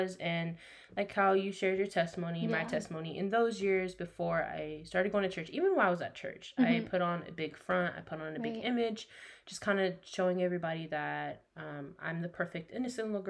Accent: Dallas, Texas, United States; now in Oklahoma City, United States; I was born and raised in Dallas, Texas.

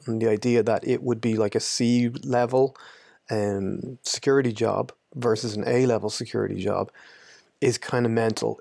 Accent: Ireland; I'm from Ireland, but I've lived in a good few places

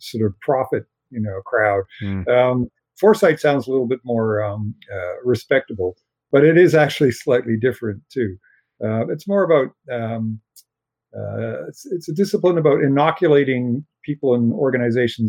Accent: Canada; I'm a Canadian science fiction writer.

